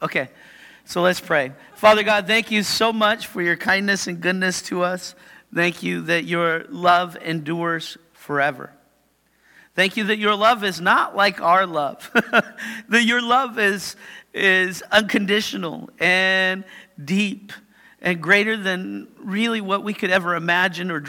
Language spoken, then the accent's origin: English; Yakima, Washington, United States; Shows I'm from Yakima.